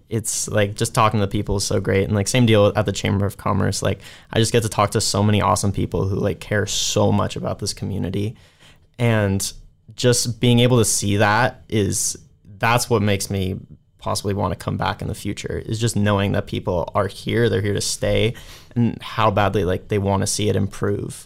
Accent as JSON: {"language": "English", "town": "San Francisco", "region": "California", "country": "United States", "said": "I am from San Francisco, California"}